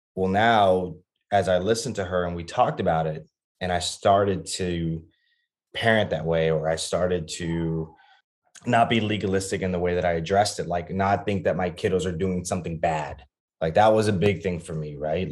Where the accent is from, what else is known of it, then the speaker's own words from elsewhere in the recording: Laredo, Texas, United States; also born or lived in Austin, Texas; I grew up in Laredo, Texas, which is a border town, um, about two hours south of San Antonio